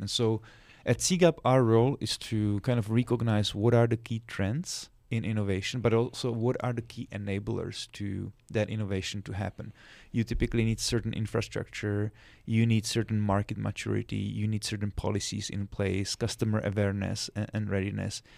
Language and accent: English; Czechia; moved away as an adult; now in Washington, D.C., United States; I'm originally from Czech Republic. That's where I was born, where I grew up.